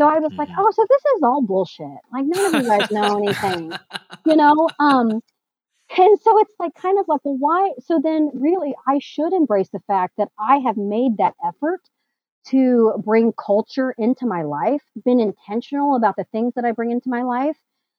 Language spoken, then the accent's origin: English; Midwest, United States; growing up in the Midwest as Asian is also like kind of intimidating.